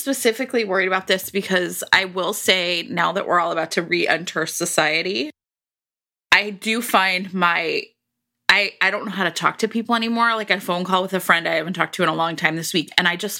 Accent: Midwest, United States; I'm a Midwesterner

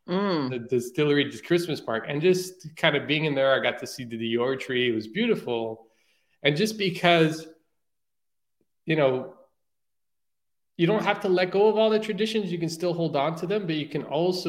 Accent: Portugal; moved away; Like my parents are Portuguese. I came from Portugal originally. And I try to stay away from that culture so much that I even denied the fact that I was Portuguese sometimes.

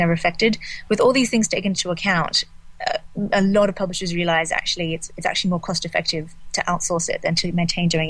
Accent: Australia; now in London, United Kingdom; I'm from Australia. I live in London, and I spend half my time in New York and San Francisco.

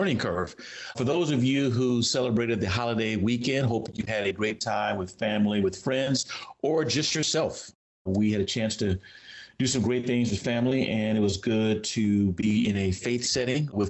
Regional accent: California, United States; moved away; my home state where I grew up, California

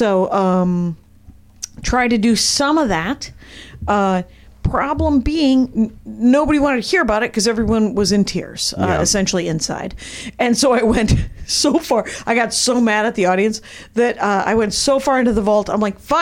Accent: Wisconsin, United States; I was raised in Wisconsin

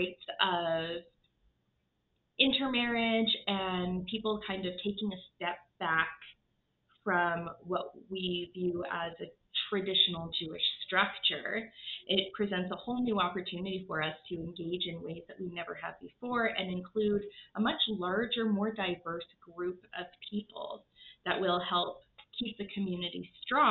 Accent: Regina, Saskatchewan, Canada; now in Calgary, Canada; I grew up in Regina, Saskatchewan.

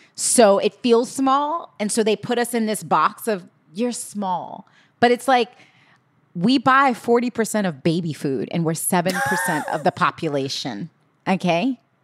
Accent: New York City, New York, United States; I grew up in Holly, I was born in Hollis, Queens

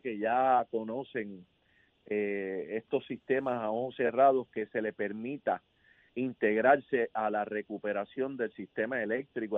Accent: Puerto Rico; mi tierra, Puerto Rico

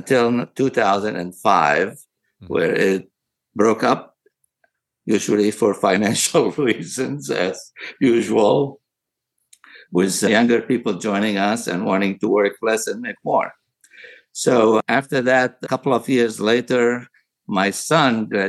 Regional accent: Aleppo, Aleppo Governorate, Syria; moved away as an adult; also born or lived in Damascus, Syria / Tennessee, United States / St. Louis, United States; now in United States; I was born in Aleppo, Syria, of all places. I went to medical school in Damascus University, came to the United States in 1973 after graduating.

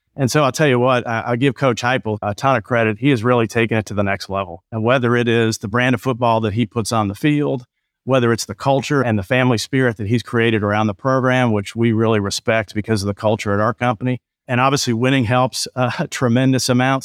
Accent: Buffalo, New York, United States; moved away; I grew up in Buffalo.

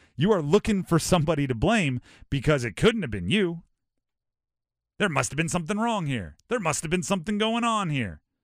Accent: Hawaii, United States; I grew up in Hawaii.

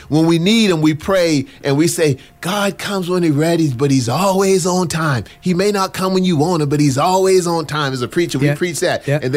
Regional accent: the South, United States; as a poor black boy growing up in the South, that I thought that if I could get a corporate job and a company car, that's all I needed because I was running from poverty.

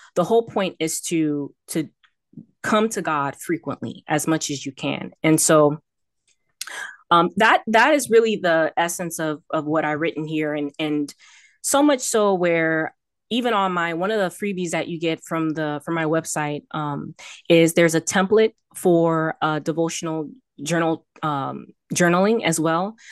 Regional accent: Miami, Florida, United States; also born or lived in Texas; I'm born and raised in Miami, Florida

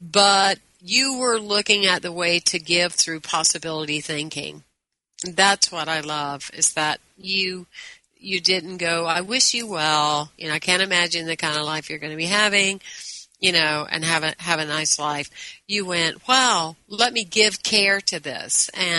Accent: the South, United States; I told you I was bilingual. You truly are, but I'm English and Southern.

